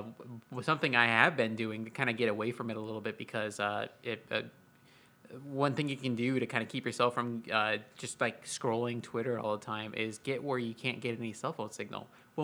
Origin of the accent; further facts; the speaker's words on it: Florida, United States; now in Texas, United States; I come from Florida